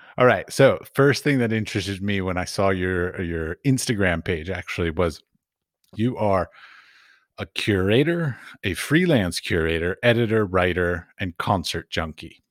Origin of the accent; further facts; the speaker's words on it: Washington, District of Columbia, United States; I grew up in Washington, D C